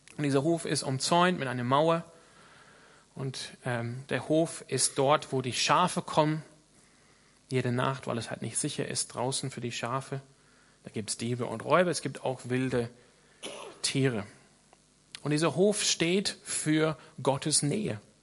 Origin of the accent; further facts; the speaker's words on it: Australia; now in Freiburg, Germany; ich komme aus Australien